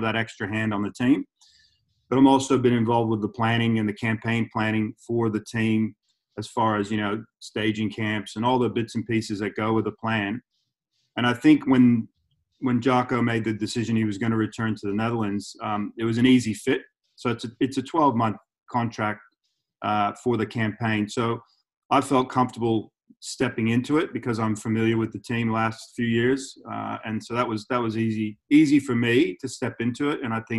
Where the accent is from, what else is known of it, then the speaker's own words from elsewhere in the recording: Melbourne, Victoria, Australia; born there; I was born in Melbourne, so I was born right here where I am right now.